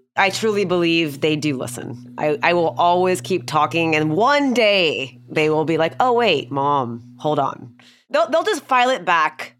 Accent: Houston, Texas, United States; I grew up in Houston

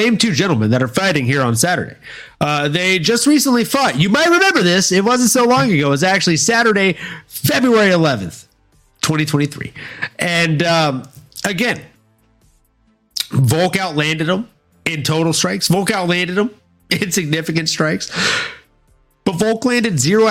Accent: Louisiana, United States; moved away; also born or lived in Fort Lauderdale, Florida / California; I am originally from Louisiana, my guy. I was born in Fort Lauderdale, Florida. Mostly raised in Louisiana

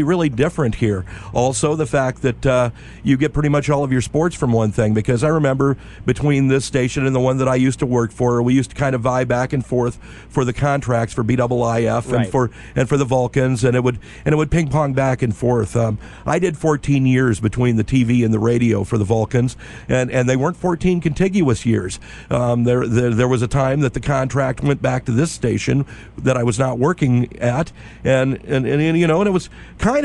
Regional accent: Chicago area, Illinois, United States; now in Hawaii, United States; I'm from the area. I'm not from Chicago proper, but yeah, I'm from the neighborhood

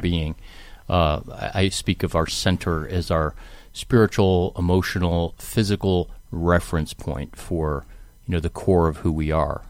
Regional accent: Cleveland, Ohio, United States; I grew up in Cleveland.

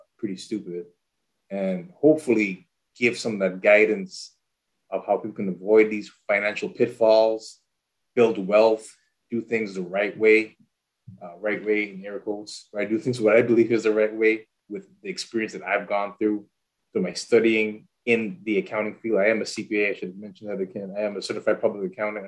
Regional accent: U.S. Virgin Islands; now in Nashville, United States; I am originally from St. Thomas, U.S. Virgin Islands. Been here in Nashville for about, let's say, 17, 18 years.

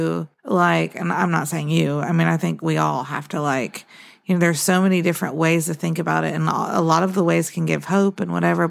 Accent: Florida, United States; also born or lived in Sweden; now in Gardendale, United States; I grew up in Florida

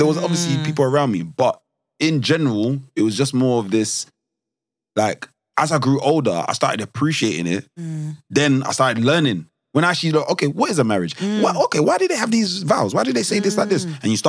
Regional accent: Nigeria; Because I'm Nigerian, my head is always, I just know.

